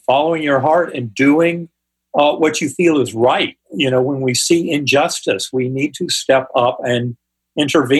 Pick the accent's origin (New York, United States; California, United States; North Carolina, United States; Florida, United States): North Carolina, United States; my Methodist church growing up in North Carolina